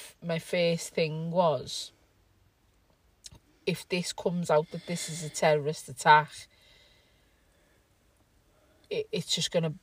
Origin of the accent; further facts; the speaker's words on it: Liverpool, North West England, United Kingdom; we're already British citizens because we were born here